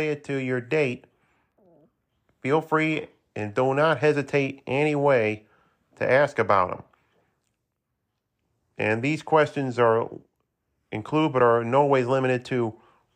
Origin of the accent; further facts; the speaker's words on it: Saratoga Springs, New York, United States; my hometown of Saratoga Springs